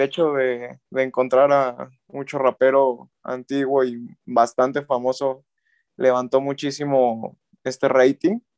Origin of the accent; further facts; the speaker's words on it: Mexico; yo como mexicano